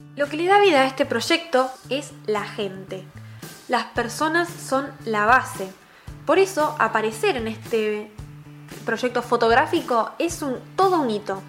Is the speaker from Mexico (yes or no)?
no; Argentina; Argentina, nuestro hermoso país